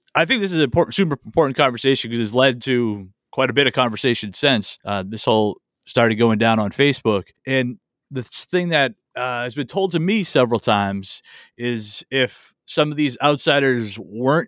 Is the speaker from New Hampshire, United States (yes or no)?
yes; Manchester, New Hampshire, United States; my hometown of Manchester